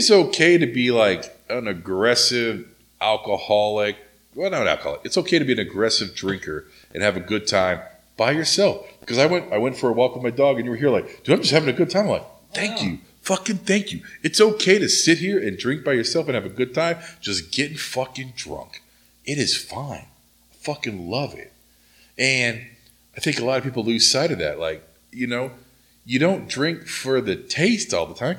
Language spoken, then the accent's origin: English; Oklahoma, United States; now in Southern California, United States; when I was growing up in Oklahoma